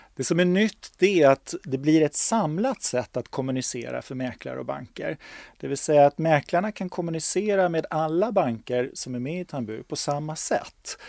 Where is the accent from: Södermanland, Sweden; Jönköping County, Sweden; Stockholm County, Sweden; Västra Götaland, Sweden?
Stockholm County, Sweden; Stockholm; jag är stockholmare, jag har bott i Stockholm hela mitt liv, jag är från Stockholm